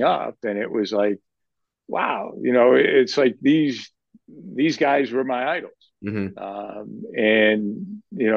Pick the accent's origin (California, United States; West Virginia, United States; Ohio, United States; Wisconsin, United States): Ohio, United States; Lorain; moved away; I'm originally from Lorain, Ohio